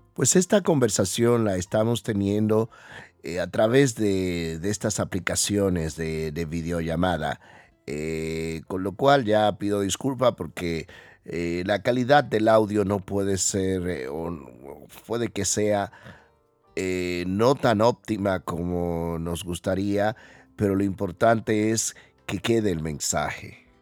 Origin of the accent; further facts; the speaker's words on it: Dominican Republic; now in Spain; los dominicanos somos muy extrovertidos